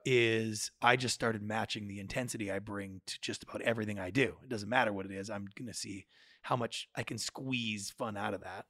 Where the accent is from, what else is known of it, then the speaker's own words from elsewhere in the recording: Victoria, British Columbia, Canada; growing up in Victoria, we have slightly different expectations for the size and scope of lives than the typical Americans do.